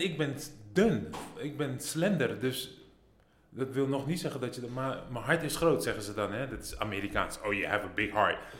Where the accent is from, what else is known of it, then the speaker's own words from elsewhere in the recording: Netherlands; moved away as an adult; also born or lived in United States; ik kom uit Nederland